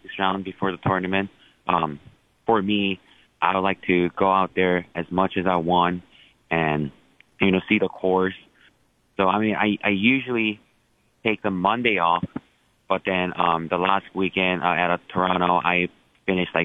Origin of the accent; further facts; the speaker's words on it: South Korea; moved away; I was born and raised in South Korea